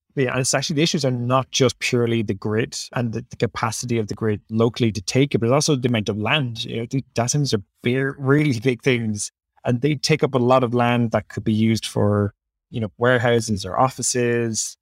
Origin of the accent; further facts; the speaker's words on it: Ireland; accent: Irish; Ireland's obviously very, is a, wait, who can tell by my accent, is quite close to my heart